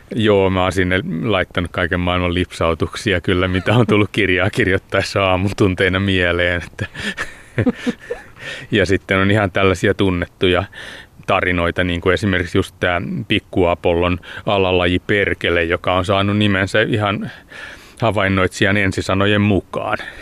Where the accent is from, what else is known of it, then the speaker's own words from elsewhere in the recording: Hämeenkoski, Päijät-Häme, Finland; now in Espoo, Finland; tuolla Hämeenkoskella, mistä mä oon kotoisin